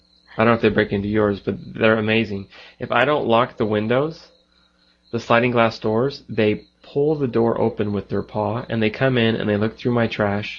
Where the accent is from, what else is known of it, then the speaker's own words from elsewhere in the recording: United States; moved away; I'm from the US.